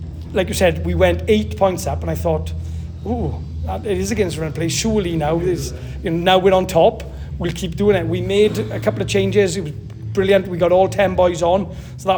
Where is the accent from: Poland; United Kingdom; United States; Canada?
United Kingdom; Maesteg, Wales; I'm from Maesteg, so I was involved in Maesteg district.